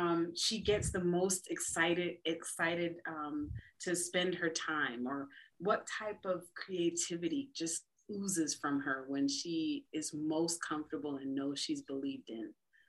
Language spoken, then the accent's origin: English; United States; I'm a wife and I'm a mom.